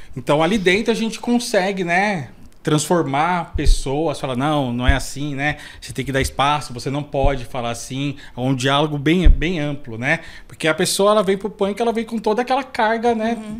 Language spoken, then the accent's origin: Portuguese; São Paulo, Brazil; also born or lived in Grajaú, São Paulo; eu nasci aqui perto, na, na Vila Prel, né? Depois eu fui pro Capão e hoje em dia eu moro no Grajaú